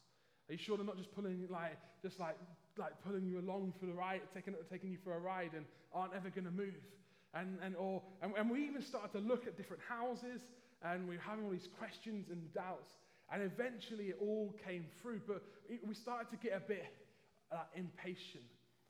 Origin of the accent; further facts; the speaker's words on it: London, United Kingdom; Hopefully you can tell just about still from my accent at least that I'm originally from London.